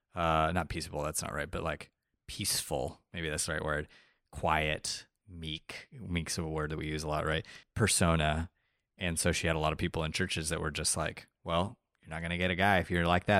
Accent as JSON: {"language": "English", "country": "Colombia", "tie": "born or raised there", "also_born_or_lived": "Texas", "moved": "yes", "said": "we grew up in Colombia. My, our dad is from Argentina. My mom is from Michigan. Nicholas and Samuel were both born in Colombia. My other brother and I were both born in Texas."}